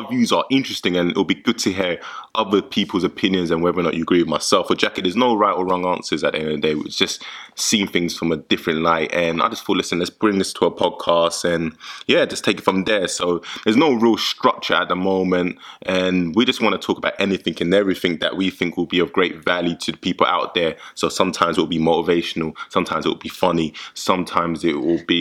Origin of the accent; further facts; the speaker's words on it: London, United Kingdom; From London